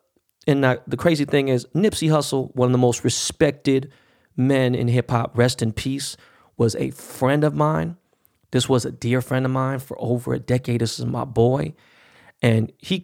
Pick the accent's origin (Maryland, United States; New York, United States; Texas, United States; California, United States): California, United States; Los Angeles; born and raised in Koreatown, Los Angeles, in K-Town, ran up in gang culture all my life